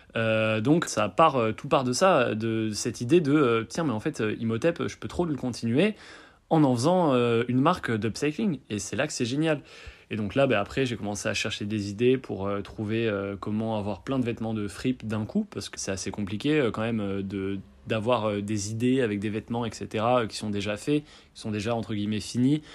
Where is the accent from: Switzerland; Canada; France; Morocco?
France; Bordeaux, Nouvelle-Aquitaine; moved away as an adult; now in Lyon, France; je suis bordelais d'origine et là je fais mes études à Lyon